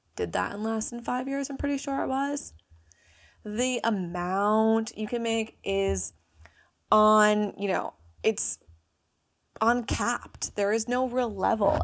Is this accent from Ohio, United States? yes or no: no; New Jersey, United States; accent: American; moved away as an adult; also born or lived in Bali; I'm from New Jersey. I'm forty-five minutes outside New York City